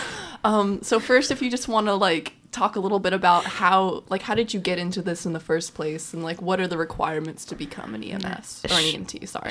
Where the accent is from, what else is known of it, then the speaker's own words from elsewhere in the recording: Cave Spring, Virginia, United States; I'm from Cape Spring.